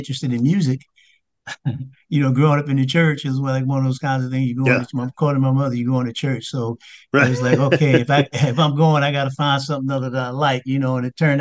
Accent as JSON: {"language": "English", "town": "Red Bank", "region": "New Jersey", "country": "United States", "tie": "born or raised there", "also_born_or_lived": "Lakewood, New Jersey", "moved": "yes", "lives_now": "Washington, D.C., United States", "said": "we moved from Lakewood, which was kind of country, to Red Bank, New Jersey, where it's a …'s from, but that's the New York metropolitan area. And so coming up in school"}